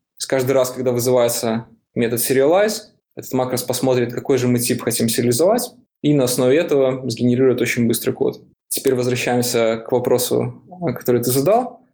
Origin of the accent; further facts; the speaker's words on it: Minsk, Belarus; moved away as an adult; now in San Francisco, United States; Я сам из Беларуси, из Минска